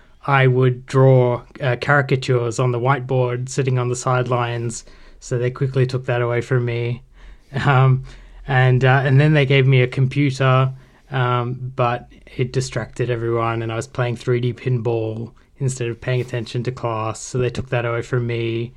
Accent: Sydney, New South Wales, Australia; I grew up in Sydney.

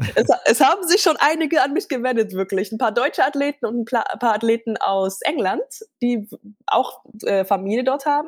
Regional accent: Gambia; moved away; ich bin aber in Gambia geboren

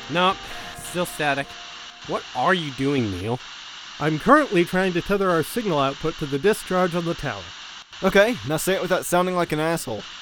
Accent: England, United Kingdom; because I am definitely English.

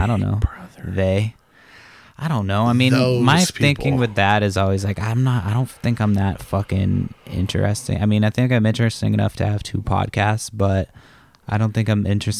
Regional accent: Massachusetts, United States; also born or lived in San Francisco, California; I grew up in Massachusetts.

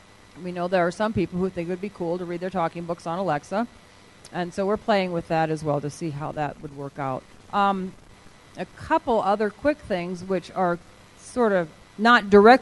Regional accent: Iowa, United States; Iowa? I'm from Iowa.

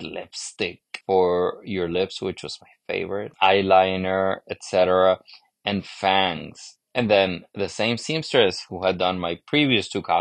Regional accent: Honduras; moved away; I grew up in Honduras in Central America, but I grew up in a very American-influenced society.

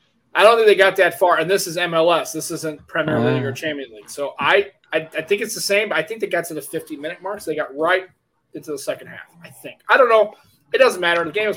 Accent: United States; as a American

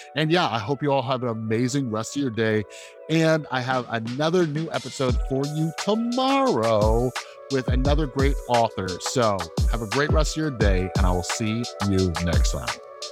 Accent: Las Vegas, Nevada, United States; I'm from Las Vegas

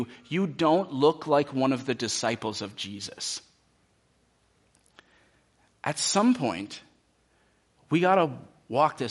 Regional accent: United States; many of us as American Christians

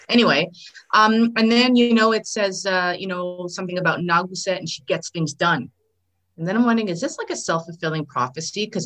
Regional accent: Saskatchewan, Canada; I mean, I'm from Saskatchewan, right?

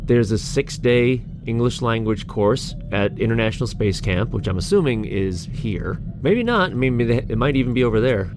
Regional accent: United States; I'm an American

